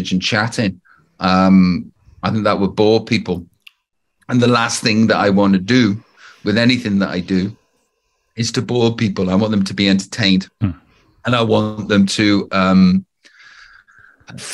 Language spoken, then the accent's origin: English; Stoke-on-Trent, West Midlands, United Kingdom; moved away as an adult; also born or lived in Los Angeles; I'm from Stoke-on-Trent